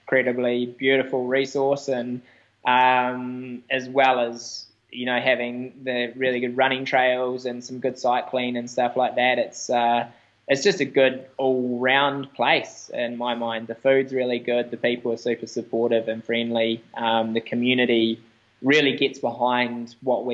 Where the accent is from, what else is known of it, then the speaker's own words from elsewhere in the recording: Wanaka, Otago, New Zealand; In my hometown